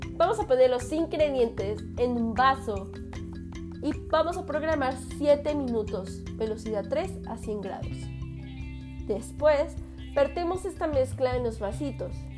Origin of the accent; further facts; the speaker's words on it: Mexico; also born or lived in Fortín de las Flores, Veracruz; Soy mexicana y estamos transmitiendo desde la ciudad de Fortín de las Flores, Veracruz